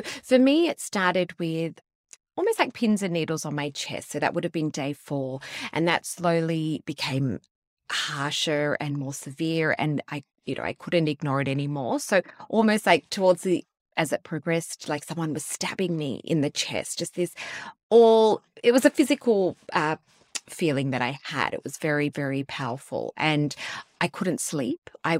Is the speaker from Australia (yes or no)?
yes; Sydney, New South Wales, Australia; So we are from Sydney, but we moved to the Gold Coast, to Cairns, to Perth, setting up our businesses.